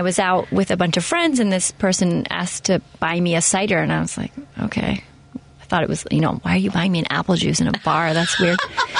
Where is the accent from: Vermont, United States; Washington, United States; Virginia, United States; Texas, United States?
Washington, United States; Seattle; Seattle. Seattle, Washington.